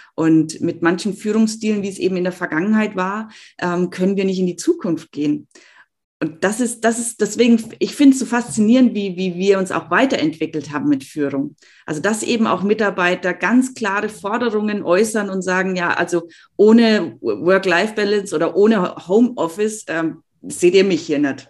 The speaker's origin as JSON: {"language": "German", "country": "Germany", "said": "bei uns in Deutschland"}